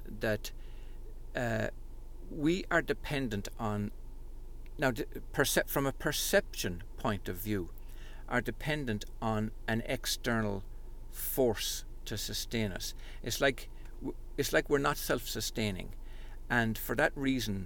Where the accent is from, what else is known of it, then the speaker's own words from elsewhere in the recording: Ireland; growing up in Holy Catholic Ireland